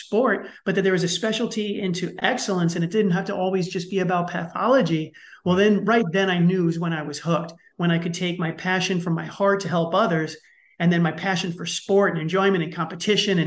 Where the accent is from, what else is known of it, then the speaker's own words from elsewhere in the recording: New York City, New York, United States; I grew up in the Bronx in New York City, and let's just say it's a tough place